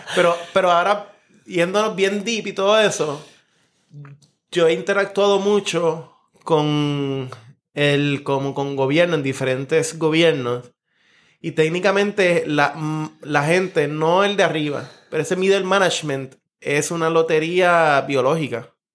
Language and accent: Spanish; Puerto Rico; nuestra vida como puertorriqueños